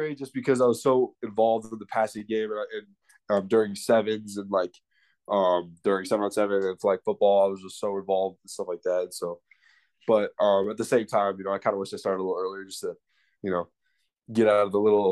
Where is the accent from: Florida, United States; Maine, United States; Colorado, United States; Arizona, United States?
Arizona, United States; born or raised there